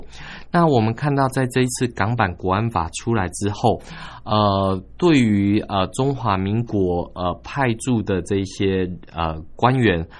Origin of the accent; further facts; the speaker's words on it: Taiwan; 我们台湾人在香港的这样的一个群众的一个情况。